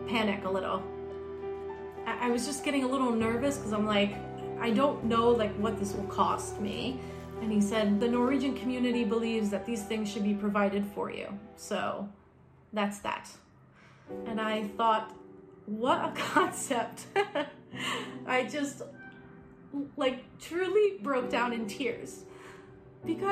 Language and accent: English; United States; I'm American. And as an American amputee